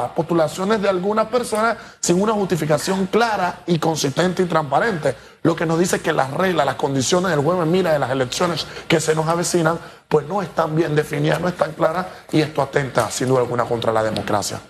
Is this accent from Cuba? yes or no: no; Panama; como ciudadanos e individuos, como panameños